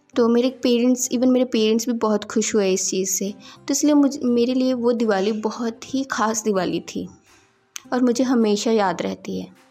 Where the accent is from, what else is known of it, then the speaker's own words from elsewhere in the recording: Hoshiarpur, Punjab, India; moved away as an adult; also born or lived in Delhi; मैं होशियारपुर पंजाब से हूँ